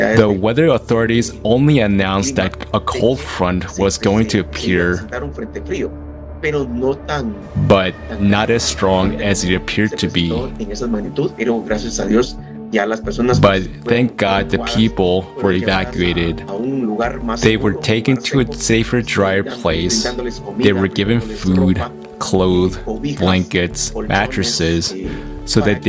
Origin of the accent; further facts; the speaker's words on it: Puerto Barrios, Izabal, Guatemala; I am from Puerto Barrios, Isabel, Guatemala, in Central America